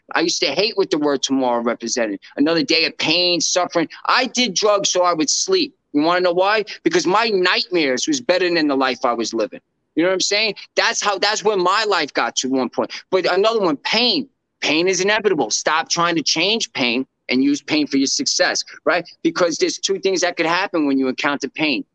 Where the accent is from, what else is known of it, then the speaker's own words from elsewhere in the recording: New York, United States; I'm a New Yorker